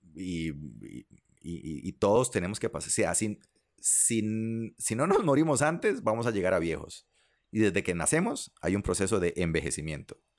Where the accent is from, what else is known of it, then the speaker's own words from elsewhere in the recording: Liberia, Guanacaste, Costa Rica; mis amigos con los que crecí en Liberia